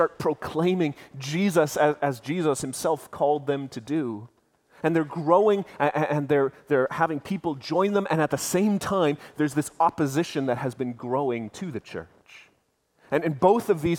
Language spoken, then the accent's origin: English; Canada; we as Canadians